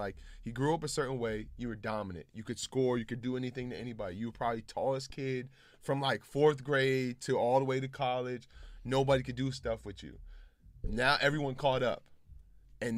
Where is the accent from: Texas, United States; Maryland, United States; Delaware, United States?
Maryland, United States; Montgomery County; moved away as an adult; I grew up playing basketball in Montgomery County